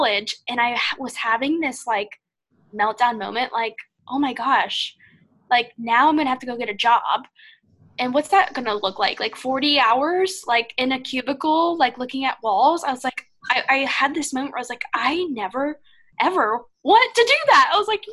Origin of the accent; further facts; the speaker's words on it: Ohio, United States; moved away as an adult; now in Florida, United States; I'm from the Midwest